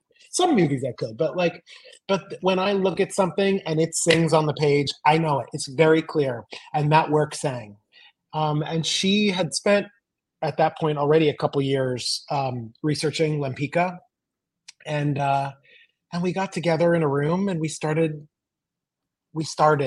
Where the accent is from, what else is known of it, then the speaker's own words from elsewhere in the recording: Los Angeles, California, United States; moved away; I grew up in Los Angeles or suburbs